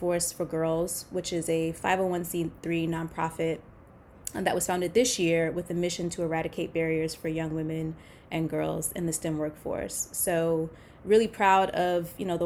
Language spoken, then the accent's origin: English; Baltimore, Maryland, United States; I grew up in Baltimore, Maryland.